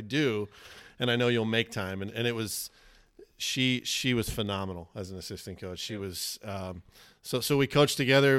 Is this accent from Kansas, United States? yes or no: yes; Salina, Kansas, United States; That's in my hometown